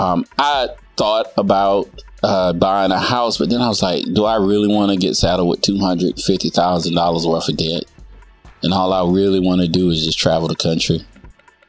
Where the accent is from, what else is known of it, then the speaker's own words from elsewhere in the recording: the South, United States; I'm a Southerner